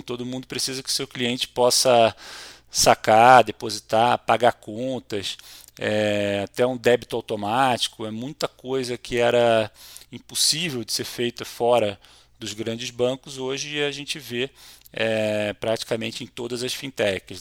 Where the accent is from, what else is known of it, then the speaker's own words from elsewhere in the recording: Rio de Janeiro, Brazil; sou carioca, casado com uma mineira e pai de dois paulistas